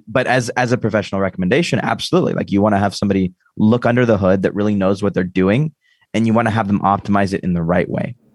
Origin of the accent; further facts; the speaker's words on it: United States; I'm American